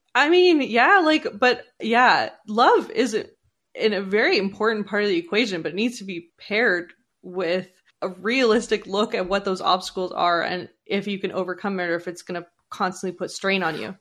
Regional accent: Canada; I was born in Canada

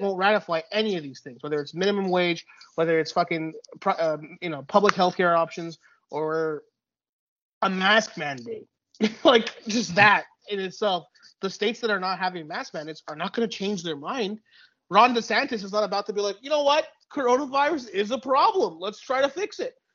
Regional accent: Laval, Quebec, Canada; also born or lived in Dollard-des-Ormeaux; my one of some of my youngest memories are you know 1996 95 whatever the referendum we're yeah. living in we're living in laval at the time

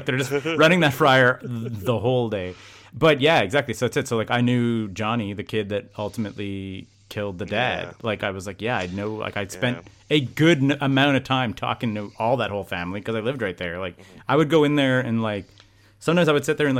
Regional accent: Rosemère, Quebec, Canada; I grew up in Rosemere

